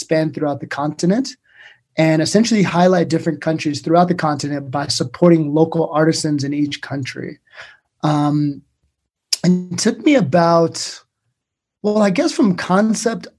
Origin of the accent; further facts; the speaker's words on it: Everett, Washington, United States; moved away as an adult; now in New York, United States; I'm a serial entrepreneur from Everett, Washington, which is essentially the place where most airplanes are manufactured. Grew up in Washington State and moved to New York about 10 years ago